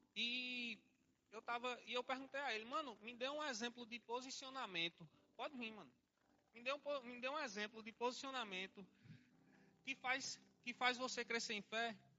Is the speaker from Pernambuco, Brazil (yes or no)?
yes; Salgueiro, Pernambuco, Brazil; now in Olinda, Brazil; nasci na cidade de Salgueiro, já morei em outras cidades também, mas não sou cigano. Lá nasci em Salgueiro, depois arrudei um pouquinho Pernambuco, vim para Olinda e aqui estou